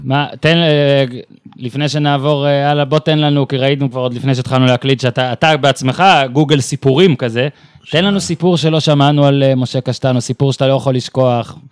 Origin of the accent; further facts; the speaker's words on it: Northern Israel, Israel; אני מהצפון במקור